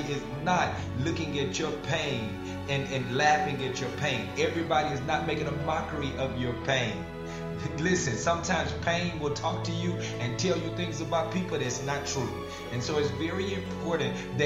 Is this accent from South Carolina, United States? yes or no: no; Farmerville, Louisiana, United States; moved away; my hometown, it's Farmerville, Louisiana